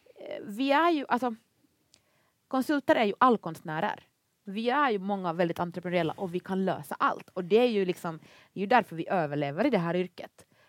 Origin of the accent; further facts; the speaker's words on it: Finland; accent: Finland-Swedish ("Mumindialekten"); moved away as an adult; now in Sweden; jag är ju då finlandssvensk